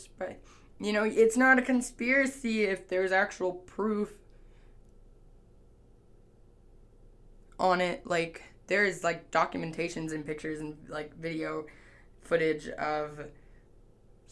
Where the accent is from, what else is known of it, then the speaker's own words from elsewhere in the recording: Canada; I'm Canadian, so, like, in Canada, we learn about, you know, the French Revolution